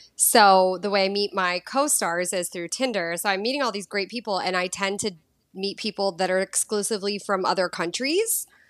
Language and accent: English; Boston, Massachusetts, United States; moved away as an adult; also born or lived in Los Angeles / San Diego / Mexico / Greece; now in Costa Rica; thirty-seven, and I grew up in Boston.